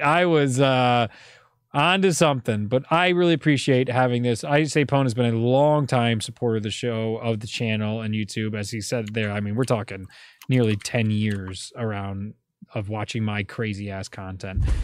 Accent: Northeast, United States; We're all basically from the Northeast and white Italian boys around the same age

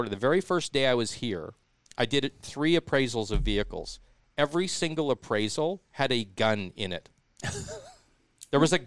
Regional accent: Regina, Saskatchewan, Canada; moved away; I'm from, you know, I'm from Regina

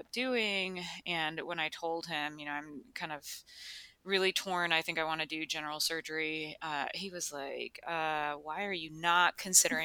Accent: Chicago, Illinois, United States; moved away as an adult; also born or lived in Rochester, Minnesota / Virginia; now in Durham, United States; I was actually born and raised in Chicago and the surrounding suburbs

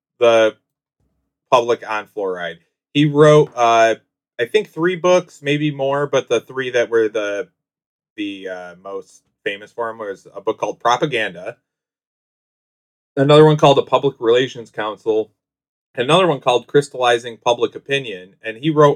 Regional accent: Whitesville, New York, United States; I grew up in the Whitesville, New York, is out in the country

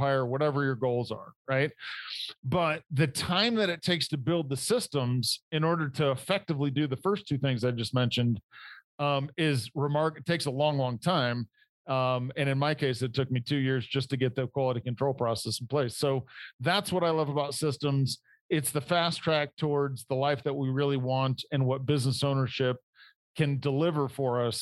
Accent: Indiana, United States; moved away as an adult; also born or lived in Detroit; I grew up in Indiana in manufacturing

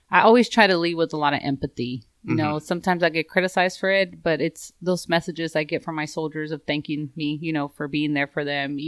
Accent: Los Angeles, California, United States; I grew up in South Central Los Angeles.

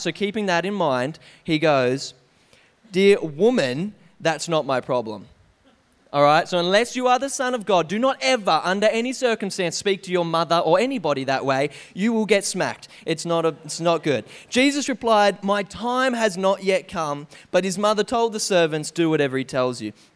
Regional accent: Canberra, Australian Capital Territory, Australia; we grew up in Canberra, um, where I spent eighteen years

